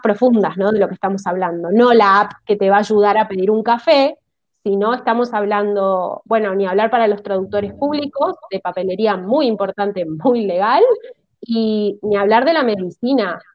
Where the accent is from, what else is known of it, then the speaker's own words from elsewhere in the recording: Argentina; como argentinos